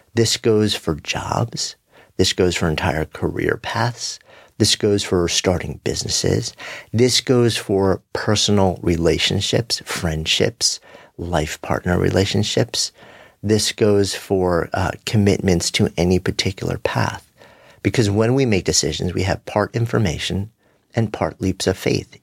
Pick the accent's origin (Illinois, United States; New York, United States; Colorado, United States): New York, United States